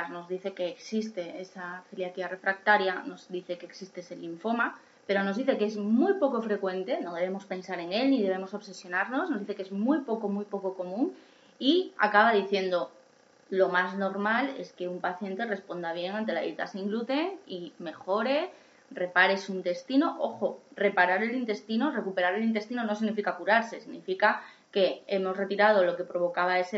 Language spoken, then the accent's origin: Spanish; Asturias, Spain; now in Madrid, Spain; A mí cuando yo me vine a Madrid de Asturias no me lo hacían eh, y lo pedí yo y mi médico entendió perfectamente que me lo tenía que hacer y desde entonces, y llevo aquí 20 años